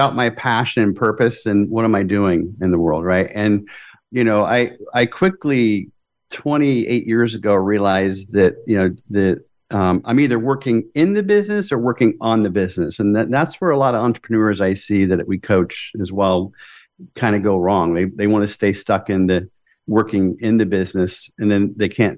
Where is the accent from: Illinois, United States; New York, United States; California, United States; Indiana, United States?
Indiana, United States; Fort Wayne; also born or lived in Tulsa; When I moved from Tulsa back home to Fort Wayne